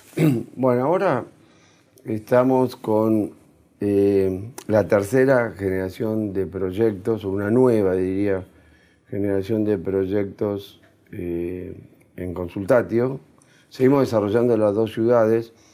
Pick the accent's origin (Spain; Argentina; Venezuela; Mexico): Argentina; nosotros también estamos para quedarnos para vivir acá, donde yo nací, donde está mi familia, donde está mi raíz